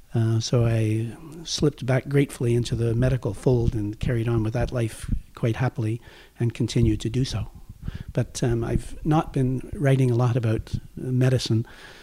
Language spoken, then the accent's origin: English; Toronto, Ontario, Canada; moved away as an adult; also born or lived in Ottawa / Hamilton / Newfoundland; I was born in Ottawa near the end of the war, and my parents then moved helter-skelter to Hamilton in Toronto